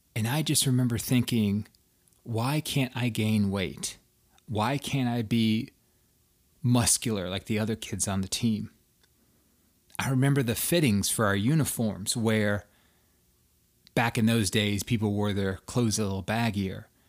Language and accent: English; outside of Atlanta, Georgia, United States; moved away as an adult; also born or lived in Washington, D.C. area; the skinny kid growing up outside of Atlanta, Georgia.